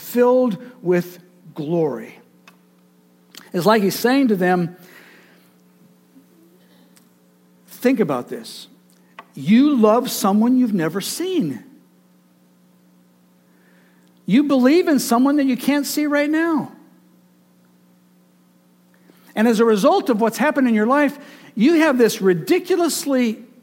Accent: Michigan, United States; the fruit orchards and the vineyards where I grew up in Michigan

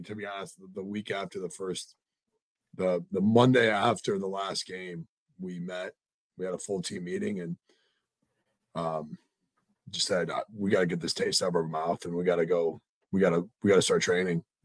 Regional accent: Midwest, United States; I'm a Midwesterner.

